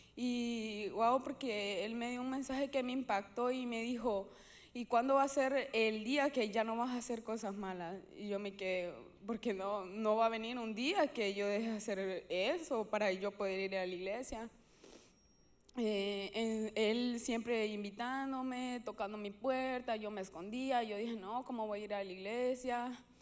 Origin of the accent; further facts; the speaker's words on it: Honduras; yo soy hondureña